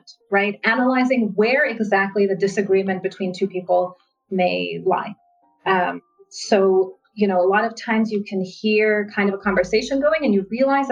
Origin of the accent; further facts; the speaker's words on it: United States; moved away as an adult; also born or lived in Israel; I grew up in the United States, so I went to high school